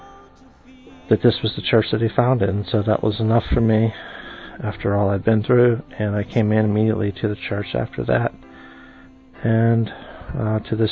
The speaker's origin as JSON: {"language": "English", "town": "Washington", "region": "District of Columbia", "country": "United States", "said": "I'm from Washington, D.C."}